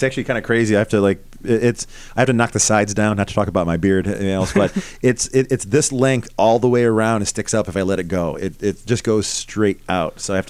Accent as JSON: {"language": "English", "region": "New York", "country": "United States", "said": "I'm from New York."}